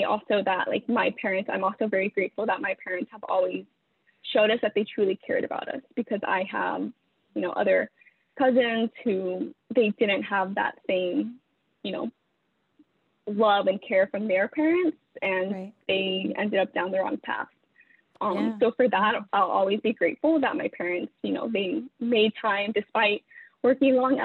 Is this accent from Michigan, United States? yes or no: no; Stockton, California, United States; moved away as an adult; also born or lived in Fairfield, California; now in New York City, United States; I was born in Fairfield, California. And my dad moved us to Stockton when I was like, I think going into the third grade